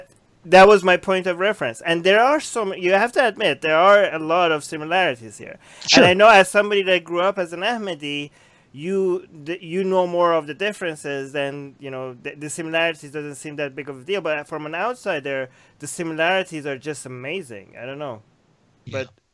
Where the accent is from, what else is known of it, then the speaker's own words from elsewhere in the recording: Iran; moved away; so I grew up in Iran, right?